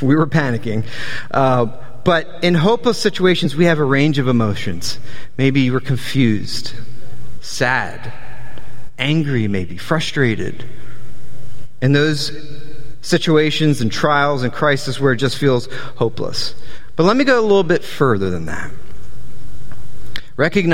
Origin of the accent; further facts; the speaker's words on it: New Jersey, United States; also born or lived in Delaware / Southern Virginia; We're from New Jersey, greatest state in the world